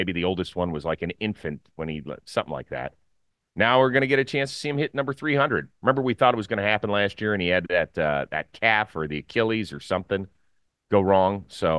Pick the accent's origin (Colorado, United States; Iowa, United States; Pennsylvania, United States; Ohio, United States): Ohio, United States; Cleveland; born or raised there